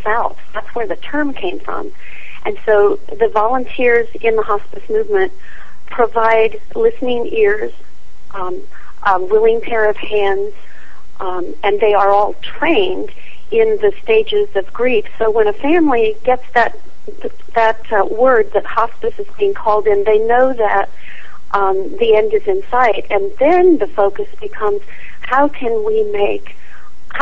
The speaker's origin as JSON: {"language": "English", "town": "Scottsdale", "region": "Arizona", "country": "United States", "tie": "born or raised there", "also_born_or_lived": "Dallas, Texas", "moved": "as an adult", "said": "I grew up in Scottsdale, Arizona"}